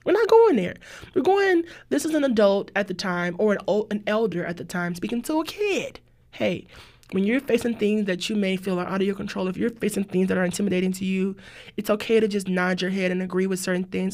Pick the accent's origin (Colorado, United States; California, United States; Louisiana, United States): Louisiana, United States; New Orleans; I'm from New Orleans, too.